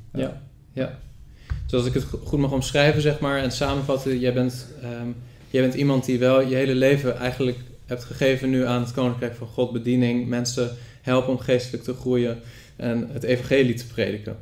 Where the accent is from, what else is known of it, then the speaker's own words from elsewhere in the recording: Rotterdam, South Holland, Netherlands; ik ben opgegroeid in de evangelische ja. wereld. De volle evangelische gemeente, of een lokale volle evangelische gemeente, wat kleinere gemeente in Rotterdam.